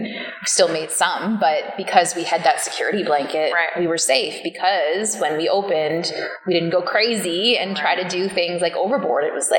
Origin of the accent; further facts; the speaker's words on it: Ireland; I'm Irish. Killarney is Irish.